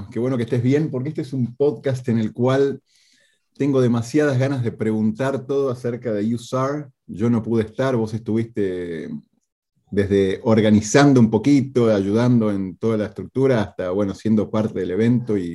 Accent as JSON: {"language": "Spanish", "country": "Argentina", "said": "van a escuchar entonces el acento de dos argentinos en este podcast."}